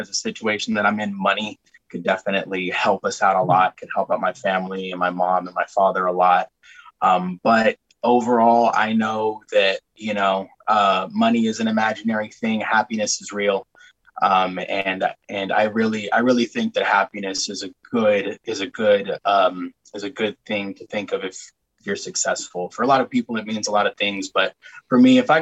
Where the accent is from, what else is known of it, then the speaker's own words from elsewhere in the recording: Oxnard, California, United States; I hail from Oxnard, California